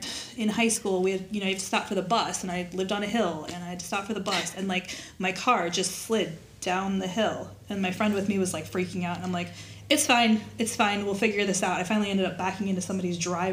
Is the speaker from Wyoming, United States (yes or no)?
yes; Wyoming, United States; moved away as an adult; also born or lived in Indiana; now in Florida, United States; So, I was born in Indiana. My dad did not want to be around farming all his life or all his kids' life. So, as soon as he could move us out of Indiana, we did. And he got transferred to Wyoming.